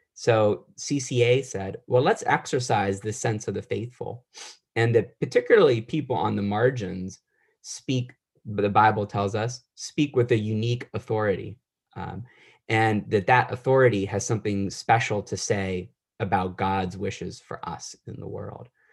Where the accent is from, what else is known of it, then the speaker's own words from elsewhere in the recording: Wheeling, West Virginia, United States; moved away; also born or lived in Boston; I grew up in Wheeling, West Virginia